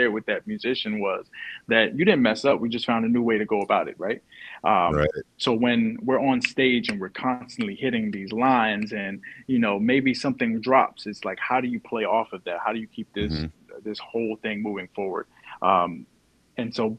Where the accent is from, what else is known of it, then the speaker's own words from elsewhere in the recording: New York City, New York, United States; now in Virginia, United States; I'm originally from Harlem, New York. Then I transplanted to Virginia